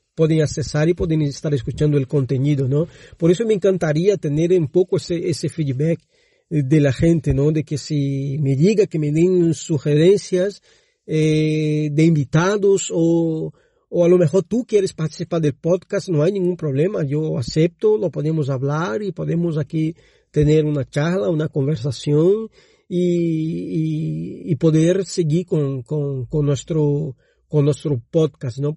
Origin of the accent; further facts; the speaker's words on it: Brazil; Spanish is a second language; moved away; yo soy brasileño